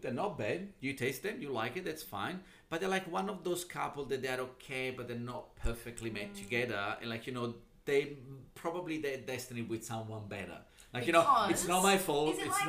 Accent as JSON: {"language": "English", "town": "Naples", "region": "Campania", "country": "Italy", "tie": "born or raised there", "second_language": "English", "moved": "as an adult", "lives_now": "Melbourne, Australia", "said": "growing up in Italy"}